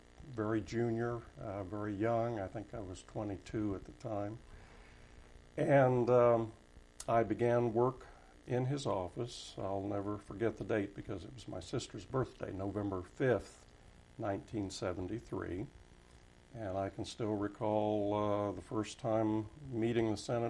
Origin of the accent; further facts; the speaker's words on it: Wichita, Kansas, United States; moved away as an adult; also born or lived in Washington, D.C.; as a native Kansan from Wichita, born and raised in Wichita